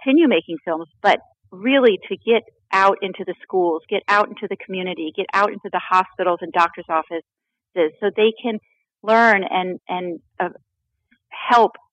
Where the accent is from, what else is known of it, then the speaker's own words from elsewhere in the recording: Florida, United States; I grew up in Florida